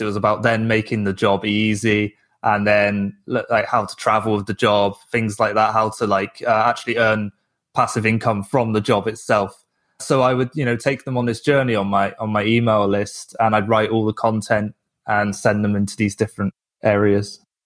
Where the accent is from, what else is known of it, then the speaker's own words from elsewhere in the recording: England, United Kingdom; moved away; I'm from England